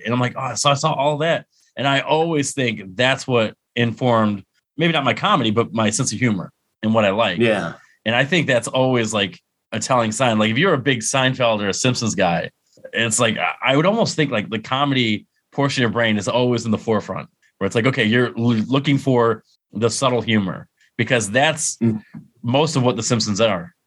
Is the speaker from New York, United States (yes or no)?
yes; Endicott, New York, United States; moved away as an adult; also born or lived in Lock Haven, Pennsylvania; it's in my hometown. I I went to UE Union Endicott